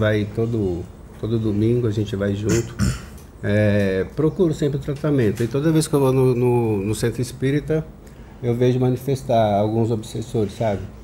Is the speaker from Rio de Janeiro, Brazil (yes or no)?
no; São Paulo, Brazil; also born or lived in Minas Gerais; Eu sou de São Paulo, nascido em Minas